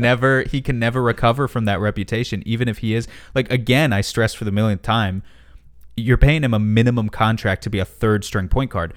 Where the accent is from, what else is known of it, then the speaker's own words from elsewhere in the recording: New York City, New York, United States; I grew up in and around New York City. Now I live in the, the rural part of New York State